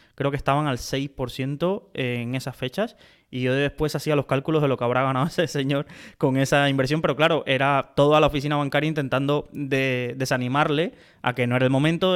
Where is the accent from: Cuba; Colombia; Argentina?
Cuba; now in Spain; nací en Cuba